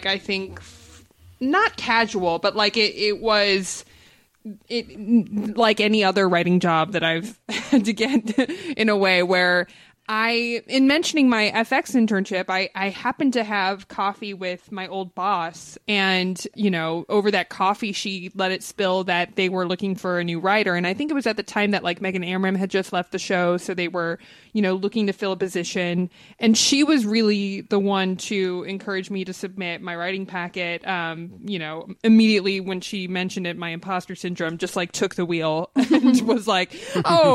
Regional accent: Los Angeles, California, United States; we're both LA natives. I grew up in the Valley, you know, North Hollywood to be exact.

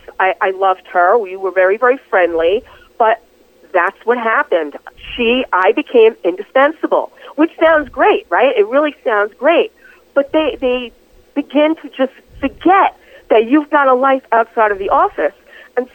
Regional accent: New York City, New York, United States; also born or lived in Bronx, New York; I grew up in Astoria, Queens, and I lived there, for all of pretty much my entire childhood. I was really born in the Bronx, but we moved when I was three

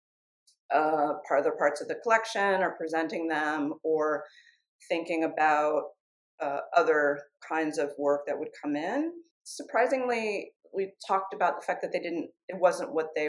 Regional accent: San Francisco, California, United States; moved away as an adult; I was back in California in my hometown of San Francisco

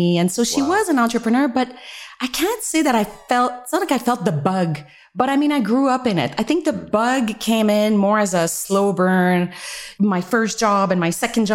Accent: Montreal, Quebec, Canada; moved away; I'm originally from Canada. I'm French Canadian, from Montreal, and my upbringing

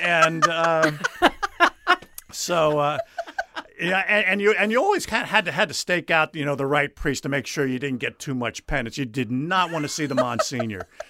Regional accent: New Jersey, United States; moved away as an adult; also born or lived in South Carolina; I grew up in New Jersey, graduated high school there.

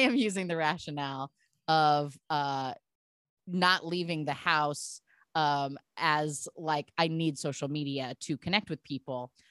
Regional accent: Portland, Oregon, United States; I'm from Portland, Oregon, so being bizarre is my culture also

